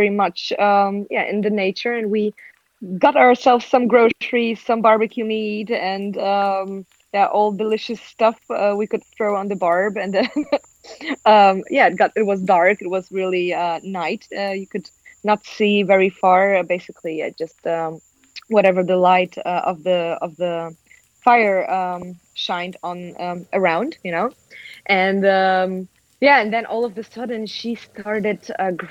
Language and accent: English; Germany; now in Amsterdam, Netherlands; I'm originally from Germany, but now living with a Dutch boyfriend and Peruvian dog in Amsterdam